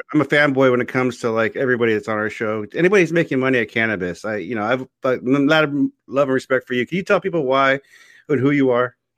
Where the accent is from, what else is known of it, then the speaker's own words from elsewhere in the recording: Oceanside, California, United States; I'm from Oceanside